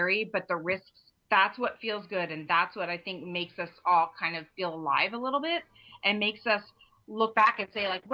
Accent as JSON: {"language": "English", "region": "Eastern Pennsylvania", "country": "United States", "said": "I'm from Pennsylvania, Eastern Pennsylvania."}